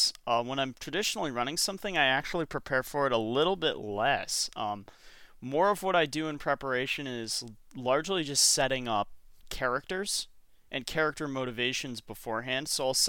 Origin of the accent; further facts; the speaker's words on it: Michigan, United States; You realize I'm from Michigan, right?